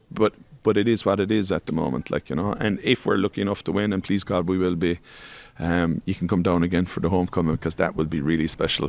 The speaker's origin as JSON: {"language": "English", "town": "Tralee", "region": "Munster", "country": "Ireland", "said": "Well, I'm from Tralee, so there was always good local rivalries there between Austin Stacks and Cairns or Ahalies and John Mitchell's maybe, and now Nigel."}